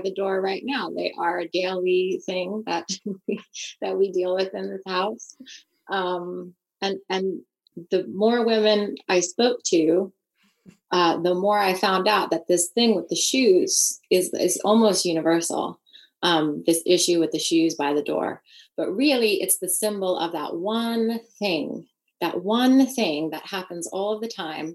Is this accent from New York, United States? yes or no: yes; New York, United States; moved away as an adult; now in United Kingdom; That is my hometown